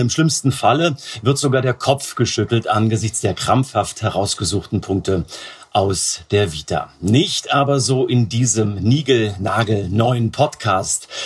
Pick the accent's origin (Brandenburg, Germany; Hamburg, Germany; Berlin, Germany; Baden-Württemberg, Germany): Brandenburg, Germany; Potsdam; ich als gebürtiger Potsdamer